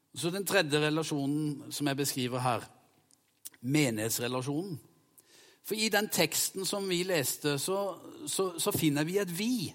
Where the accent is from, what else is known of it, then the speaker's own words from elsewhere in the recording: Vegårshei, Agder, Norway; jeg sprang i skauen sammen med hjemme på Vegårshei